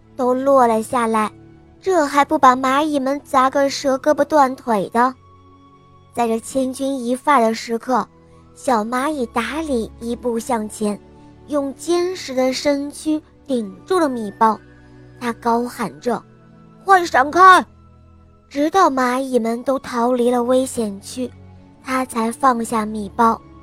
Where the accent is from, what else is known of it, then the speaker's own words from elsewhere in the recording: Henan, China; 今年五十了，我来自河南